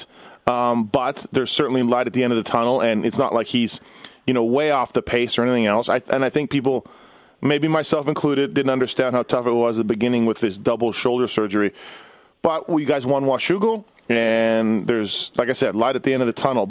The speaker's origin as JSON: {"language": "English", "region": "Manitoba", "country": "Canada", "said": "I'm from Manitoba"}